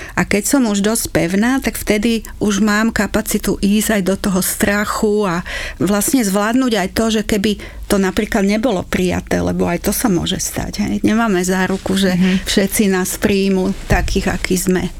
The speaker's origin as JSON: {"language": "Slovak", "country": "Slovakia", "said": "na Slovensku, že hodne sme boli vychovávaní takým direktívnym spôsobom"}